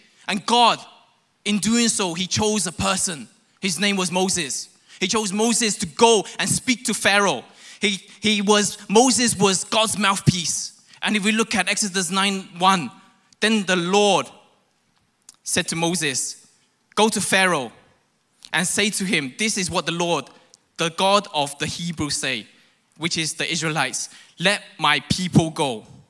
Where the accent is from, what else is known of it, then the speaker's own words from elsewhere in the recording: London, United Kingdom; also born or lived in Hong Kong; now in Malaysia; For those who don't know, I'm born in Hong Kong, I grew up in London. And so I have this Rajat kind of accent.